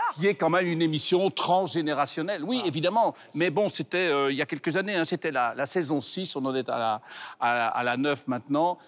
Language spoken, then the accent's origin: French; Brussels, Brussels-Capital Region, Belgium; chez nous à Bruxelles.